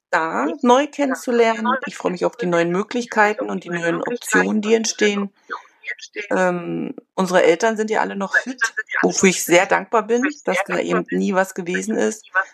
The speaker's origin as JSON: {"language": "German", "region": "northern Germany coast", "country": "Germany", "moved": "as an adult", "lives_now": "China", "said": "Ich komme ursprünglich aus der Küste, von der Küste, aber wir haben Verwandtschaft immer in Berlin gehabt"}